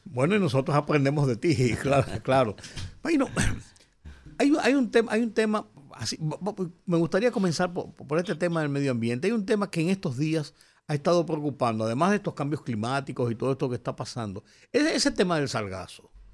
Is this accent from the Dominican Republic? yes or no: yes; Dominican Republic